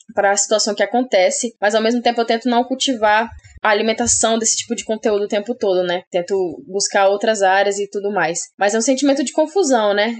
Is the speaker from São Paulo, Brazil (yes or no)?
no; Rondônia, Brazil; also born or lived in Paraná; eu sou daqui de Rondônia, né? A maior parte da minha infância. Então, eu estudei aqui em Rondônia